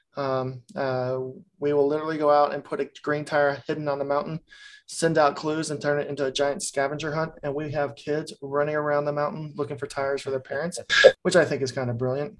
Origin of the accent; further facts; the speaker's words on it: Texas, United States; also born or lived in Colorado; now in Vermont, United States; I'm from Texas